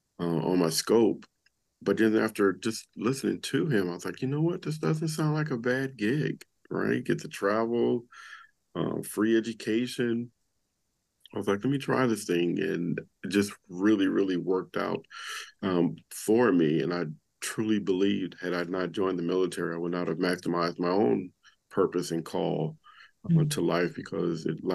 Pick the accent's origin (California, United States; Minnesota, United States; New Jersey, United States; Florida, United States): California, United States; Compton; moved away; growing up in Compton, it was the fourth most dangerous city in America.